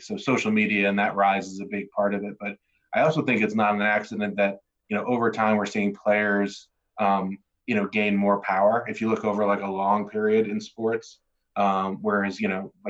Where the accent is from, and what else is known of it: New Jersey, United States; born or raised there